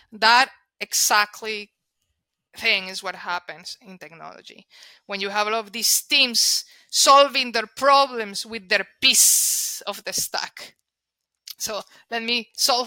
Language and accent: English; Colombia; first language Spanish; English is a second language; moved away; I'm Colombian. Therefore, my first language is Spanish.